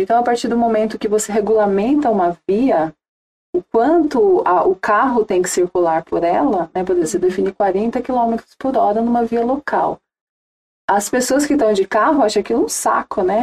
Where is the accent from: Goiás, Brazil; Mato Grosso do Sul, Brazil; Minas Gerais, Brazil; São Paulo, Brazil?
São Paulo, Brazil; Ubatuba; moved away as an adult; also born or lived in Jacareí; eu cresci, nasci e cresci em Ubatuba